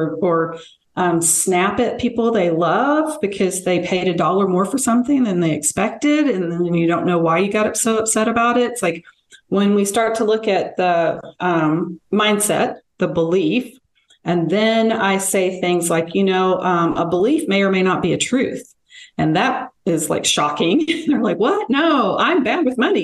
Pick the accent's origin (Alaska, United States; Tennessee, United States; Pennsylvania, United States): Tennessee, United States; Memphis; now in Colorado, United States; I grew up in Memphis, so I'm sure I will drop y'all at some point